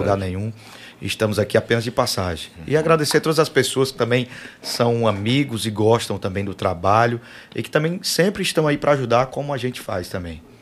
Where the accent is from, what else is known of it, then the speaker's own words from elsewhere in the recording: Fortaleza, Ceará, Brazil; also born or lived in Itapipoca; Sou cearense, né? Sou de, de Fortaleza.